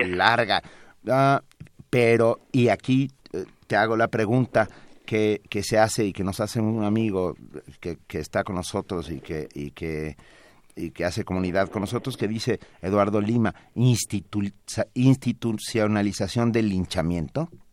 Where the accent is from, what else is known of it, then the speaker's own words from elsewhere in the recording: Mexico; yo soy mexicano